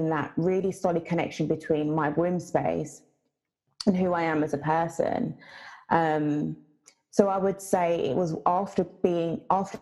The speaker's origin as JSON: {"language": "English", "country": "Jamaica", "said": "I'm Jamaican"}